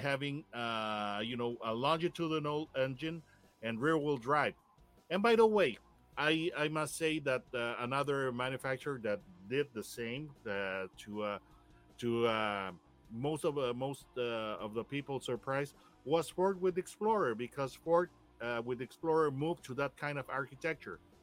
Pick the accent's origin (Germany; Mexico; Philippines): Mexico; Monterrey, Nuevo León; we in Monterrey, Mexico, my hometown